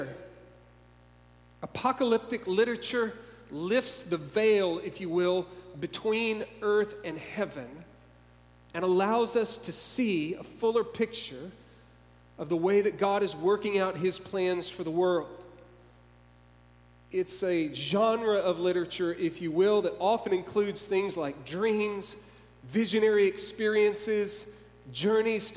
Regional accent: Dallas, Texas, United States; I grew up in Dallas.

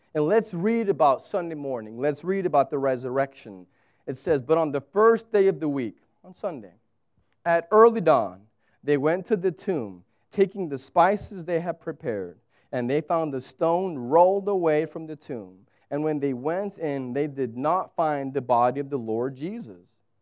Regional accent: United States; moved away as an adult; now in Abu Dhabi, United Arab Emirates; fellow Americans

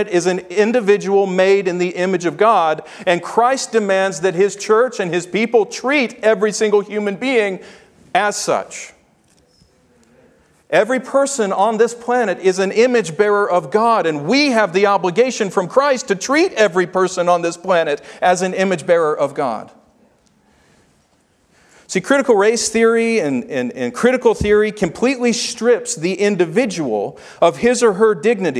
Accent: Memphis, Tennessee, United States; I grew up in Memphis, Tennessee

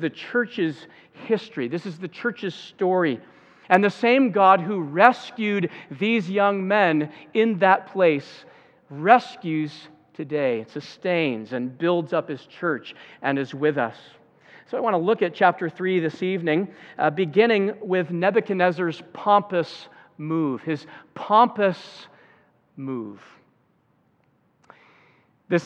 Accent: Zeeland, Michigan, United States; every year in my hometown of Zealand, there's a Memorial Day parade

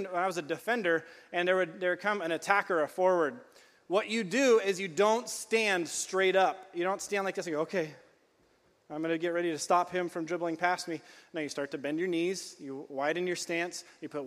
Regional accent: California, United States; I grew up in California

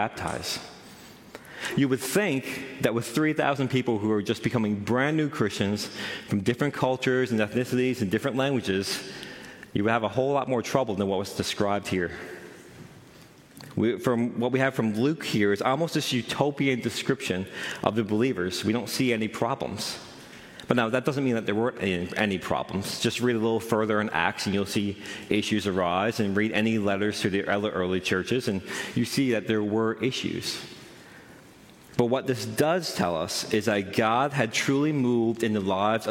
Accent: Newfoundland and Labrador, Canada; I'm from Central

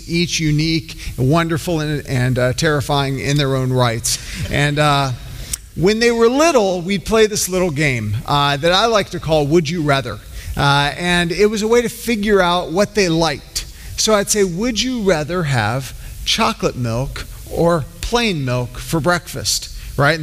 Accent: Georgia, United States; I grew up in Georgia

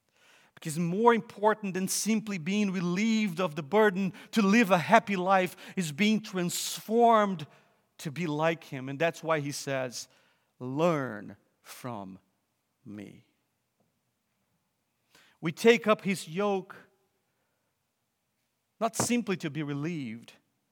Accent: Brazil; moved away as an adult; also born or lived in Vancouver, Canada / Cambridge, England; I'm from Brazil

